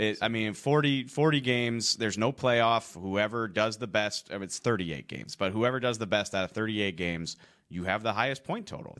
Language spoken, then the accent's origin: English; New Orleans, Louisiana, United States; moved away; I'm from New Orleans